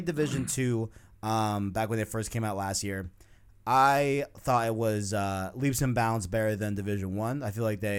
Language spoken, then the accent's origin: English; New York City, New York, United States; I'm from New York. I'm from Queens